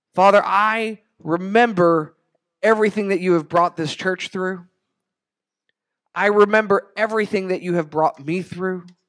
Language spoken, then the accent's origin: English; Rio Grande Valley, Texas, United States; growing up in the Rio Grande Valley